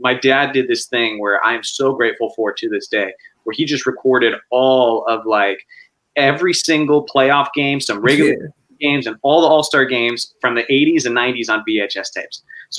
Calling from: California, United States; Central California. San Luis.

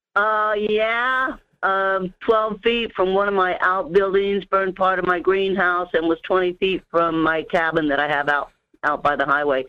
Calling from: Denali Borough, Alaska, United States; calling from the Denali, Borough area

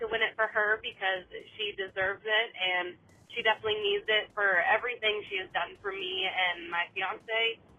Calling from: Buxton, Maine, United States; I'm calling from Buxton.

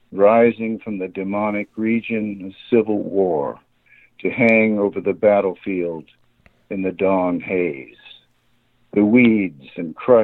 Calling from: Grass Valley, California, United States; I'm calling from the Bay Area right now, but I live up in Grass Valley near Nevada City

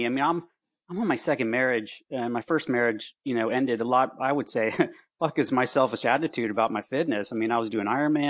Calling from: Gainesville, Florida, United States; Hey, yeah, in my office at home in Gainesville, Florida.

